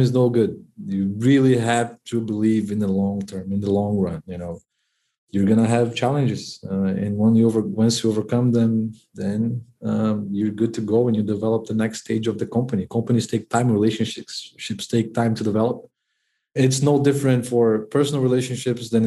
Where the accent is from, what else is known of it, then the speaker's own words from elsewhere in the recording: Brazil; I'm from Brazil